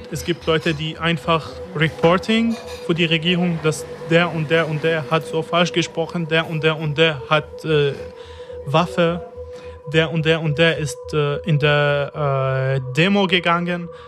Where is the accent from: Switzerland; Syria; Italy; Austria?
Syria; Damascus, Damascus Governorate; moved away as an adult; now in Germany; Ich bin 27 Jahre alt, seit zwei Jahren in Deutschland. Ich bin in Damaskus geboren und aus Damaskus. Ich habe mein ganzes Leben in Damaskus.